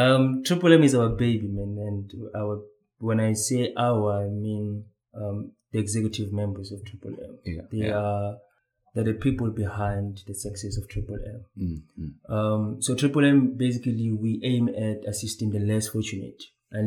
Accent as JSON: {"language": "English", "town": "Thaba Nchu", "region": "Free State", "country": "South Africa", "also_born_or_lived": "Pretoria", "said": "I'm from the Free State in a small town called Tabanchu."}